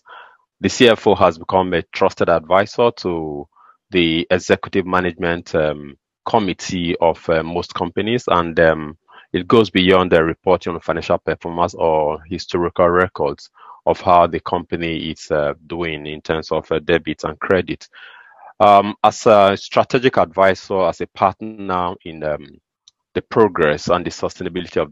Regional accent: Nigeria; I am from Nigeria

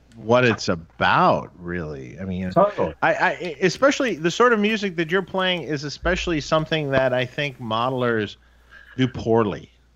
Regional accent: Detroit, Michigan, United States; moved away; I'm from Detroit originally, right?

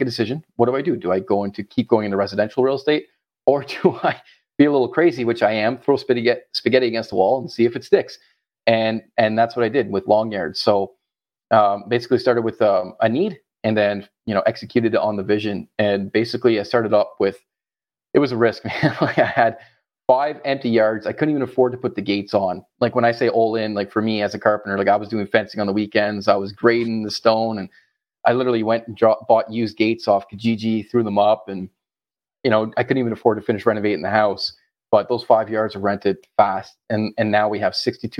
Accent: Ottawa, Ontario, Canada; moved away as an adult; now in Florida, United States; I am Canadian from our good old cold capital, Ottawa.

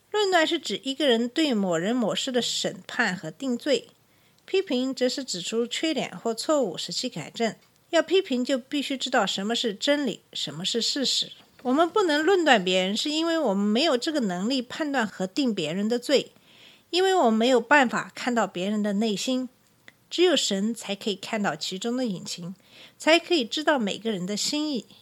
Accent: China; 作为中国人

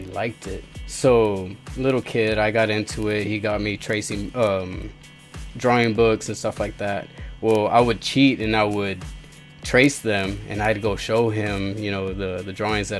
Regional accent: Mercedes, Texas, United States; I'm from Mercedes

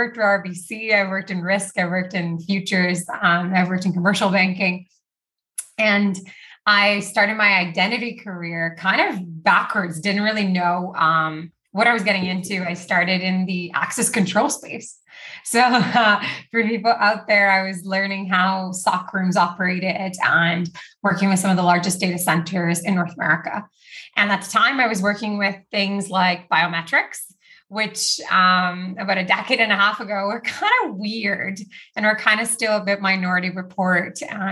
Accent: Rio de Janeiro, Brazil; moved away; also born or lived in Canada; I grew up actually in Brazil, in Rio.

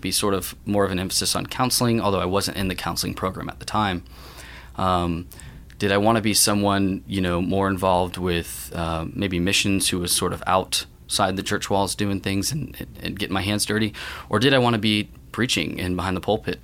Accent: Tampa, Florida, United States; Tampa, Florida is where I come from. Um, born and raised

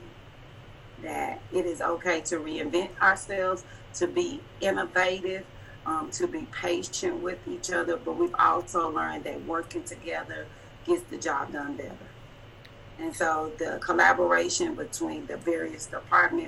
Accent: Dallas, Texas, United States; I'm from Dallas, Texas

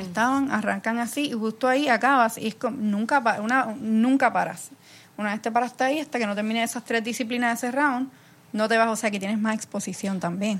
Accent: Puerto Rico; soy de, de Puerto Rico

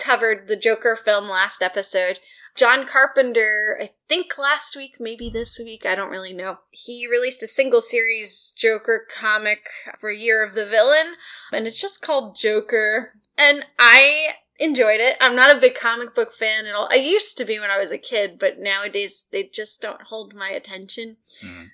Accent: Long Island, New York, United States; Montauk, we're from Long Island

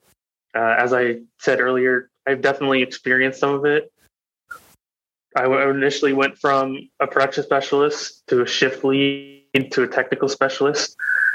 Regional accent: Salem, Oregon, United States; now in Wilsonville, United States; I grew up in Salem, Oregon.

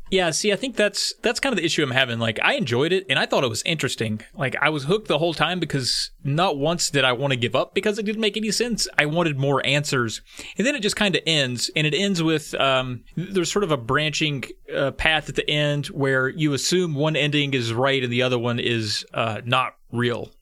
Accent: rural Virginia, United States; I grew up and live in rural Virginia

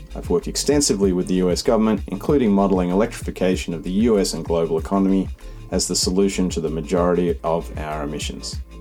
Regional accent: Sydney, New South Wales, Australia; moved away as an adult; also born or lived in United States; I grew up in Sydney

